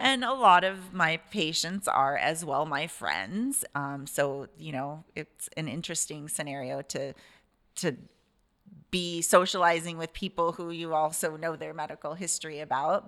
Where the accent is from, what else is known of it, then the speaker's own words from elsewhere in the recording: Sequim, Washington, United States; also born or lived in East Coast, United States; I grew up in Squim, Washington, um, since I was seven